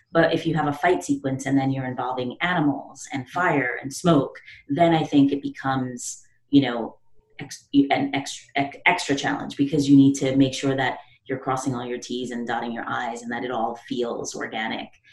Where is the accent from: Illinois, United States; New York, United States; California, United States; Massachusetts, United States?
New York, United States; New York City; I'm from the Bronx, you know, the South Bronx